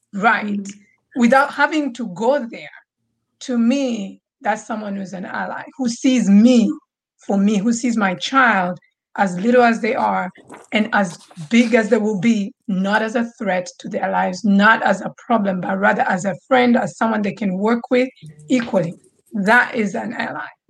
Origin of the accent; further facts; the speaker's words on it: Tanzania; moved away; growing up in Tanzania